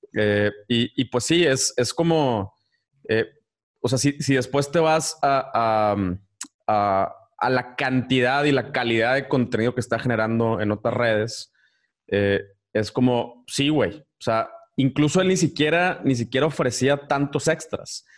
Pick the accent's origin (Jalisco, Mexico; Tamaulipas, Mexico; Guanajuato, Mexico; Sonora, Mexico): Tamaulipas, Mexico; Ciudad Victoria; yo soy de Victoria